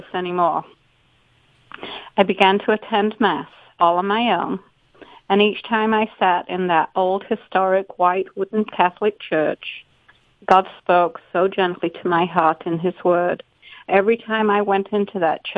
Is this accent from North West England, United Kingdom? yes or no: no; Yorkshire and the Humber, United Kingdom; moved away as an adult; now in United States; I grew up in Yorkshire, England